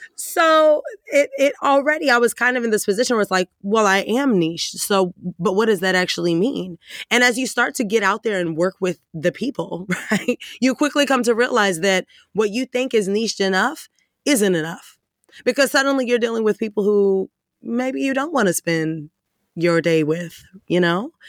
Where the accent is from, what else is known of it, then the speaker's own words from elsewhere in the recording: Dallas, Texas, United States; I'm from Texas.